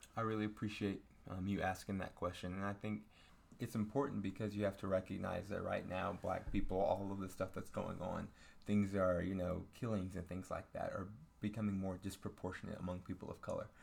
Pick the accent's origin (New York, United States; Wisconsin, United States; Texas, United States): Texas, United States; Denton; I grew up in Denton, Texas